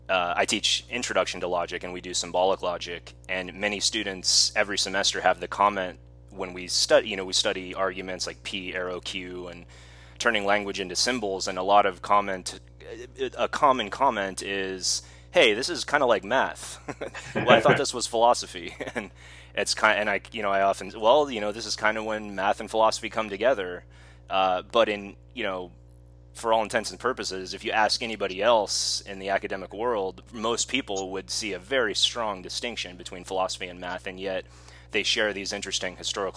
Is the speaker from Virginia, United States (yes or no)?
no; San Diego, California, United States; the way that we're both from the San Diego area